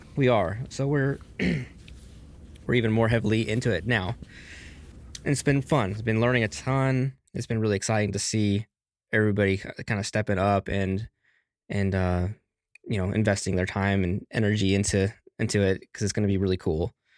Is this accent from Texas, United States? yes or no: yes; Texas, United States; also born or lived in Las Vegas, Nevada; now in Alaska, United States; I'm from Texas